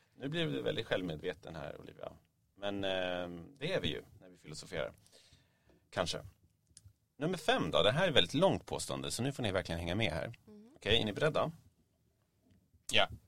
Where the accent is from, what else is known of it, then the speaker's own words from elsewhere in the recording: Stockholm, Stockholm County, Sweden; Jag växte upp vid Mariatorget